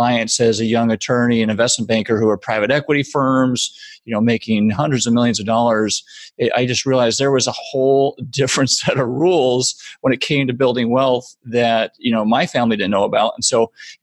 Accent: suburb of Chicago, Illinois, United States; moved away as an adult; also born or lived in New York; I grew up in the Midwest in a suburb of Chicago

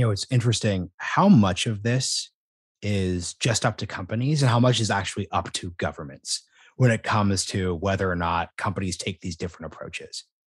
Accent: Portland, Oregon, United States; I'm from Portland, Oregon

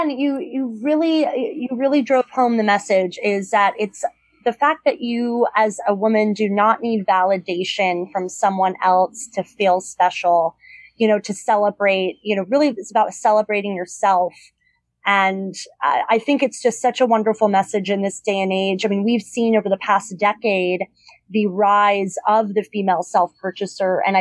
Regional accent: Los Angeles, California, United States; moved away as an adult; also born or lived in Boston; now in New York City, United States; I grew up in Southern California. I moved back.

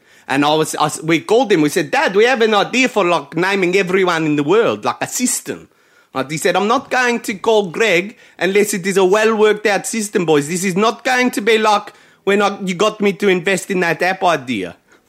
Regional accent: South Africa; we're from South Africa.

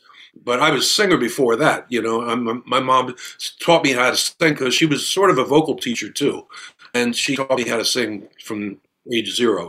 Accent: Pottstown, Pennsylvania, United States; I've always sort of had one foot in the country and one foot in the city. I didn't grow up in Philadelphia. I grew up in Pottstown, you know, out in Chester County.

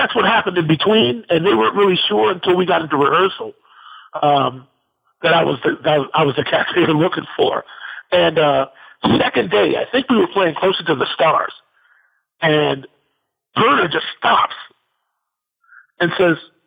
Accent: Midwest, United States; I'm a Midwesterner

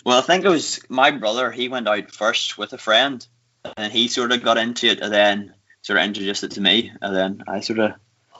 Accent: Newcastle, Northern Ireland, United Kingdom; I'm from Newcastle, actually.

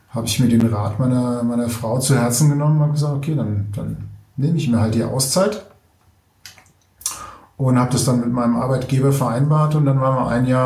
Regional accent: Germany; Ich komme ursprünglich aus, äh, ähm, aus der Gegend Mainz-Wiesbaden

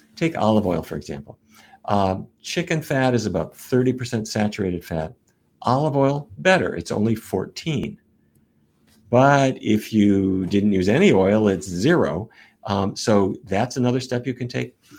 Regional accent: North Dakota, United States; when I was a kid growing up in North Dakota

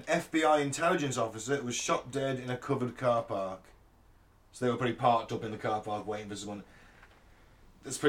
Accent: United Kingdom; as three British people

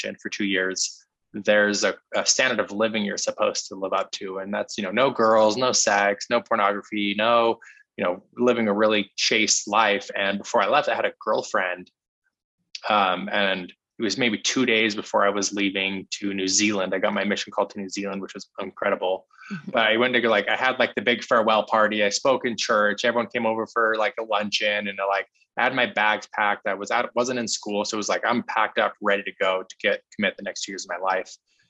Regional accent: Salt Lake City, Utah, United States; I was raised in Salt Lake City, Utah, which has a really strong Mormon population.

